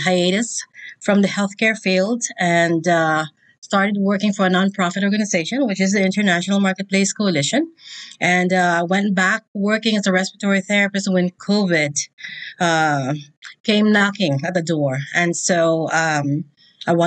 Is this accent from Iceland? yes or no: no; Philippines; now in Indianapolis, United States; the Philippines, because that's where I'm from